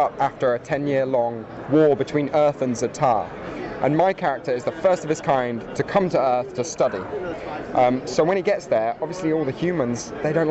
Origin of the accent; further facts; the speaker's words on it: England, United Kingdom; I'm from England